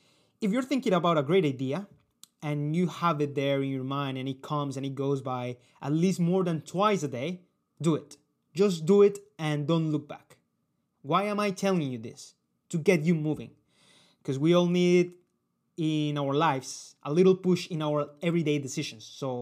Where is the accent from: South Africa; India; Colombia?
Colombia; they are typical, and they are from the culture I come from Colombia.